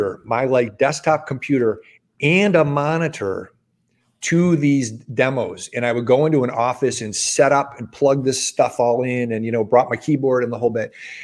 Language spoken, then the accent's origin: English; Midwest, United States; moved away as an adult; also born or lived in Los Angeles, California; I grew up in the Midwest, and I moved to Los Angeles specifically to get in commercial real estate.